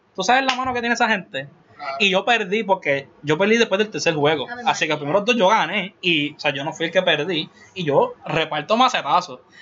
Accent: Puerto Rico; como boricua al fin

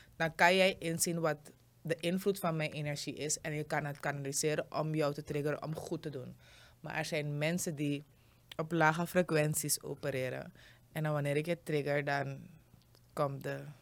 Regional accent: Suriname

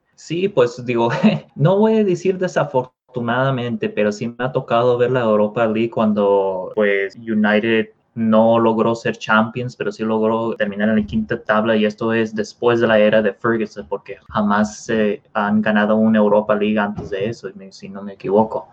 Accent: Mexico; nosotros eh, siendo, mexicanos

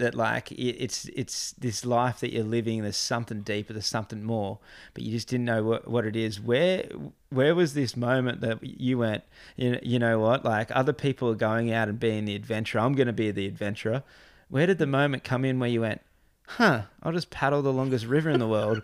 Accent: Gold Coast, Queensland, Australia; now in Crescent Head, Australia; I grew up on the Gold Coast, I live in Crescent Head

